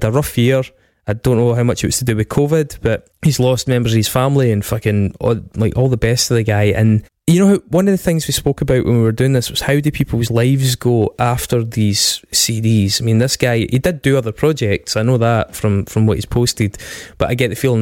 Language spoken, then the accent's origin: English; Stirling, Scotland, United Kingdom; Craig and I grew up in Stirling